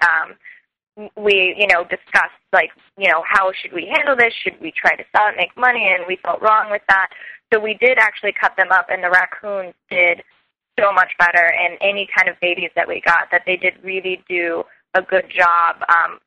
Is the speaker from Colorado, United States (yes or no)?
yes; Colorado, United States; now in New York City, United States; I'm from Colorado. A lot of the wildlife that I grew up with is different out here